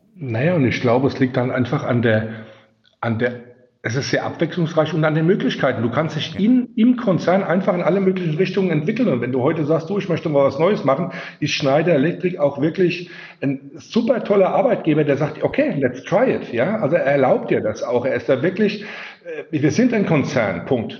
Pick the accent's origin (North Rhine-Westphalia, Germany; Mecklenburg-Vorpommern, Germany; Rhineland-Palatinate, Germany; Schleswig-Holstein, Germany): Rhineland-Palatinate, Germany; accent: Palatinate dialect; vielleicht hört man es auch so ein bisschen an meinem Dialekt raus. Das ist auch so die, die Ecke, wo ich herkomme. Ich wohne also in der Pfalz. Ich bin ein Pelzer.